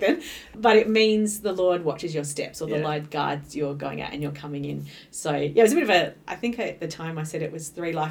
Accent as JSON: {"language": "English", "region": "New South Wales", "country": "Australia", "tie": "born or raised there", "moved": "as an adult", "lives_now": "Adelaide, Australia", "said": "I grew up in New South Wales and I came to Adelaide to go to university"}